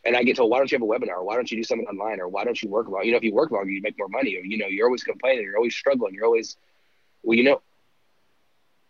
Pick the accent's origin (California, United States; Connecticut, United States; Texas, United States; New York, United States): Texas, United States; Dallas; also born or lived in Kansas; I was born in Kansas. I lived there for about a week. I came back to Dallas area, Dallas Metroplex. That was kind of always home base for me